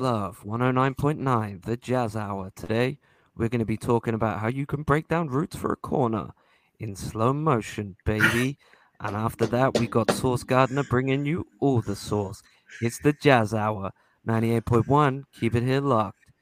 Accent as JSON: {"language": "English", "region": "London", "country": "United Kingdom", "tie": "born or raised there", "moved": "yes", "said": "I am Irish Scot. I was just unfortunately raised in the hellhole that is London."}